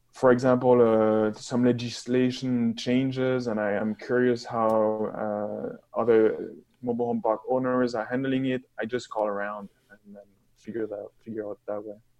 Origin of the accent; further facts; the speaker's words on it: France; moved away as an adult; also born or lived in Toronto, Canada; now in London, Canada; I'm from France